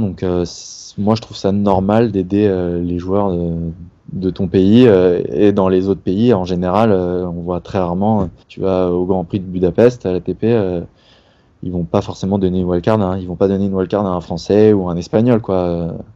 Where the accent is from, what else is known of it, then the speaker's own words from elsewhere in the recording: Paris region, Île-de-France, France; je suis voilà de région parisienne à la base mes parents étaient sur Paris tous mes amis sont là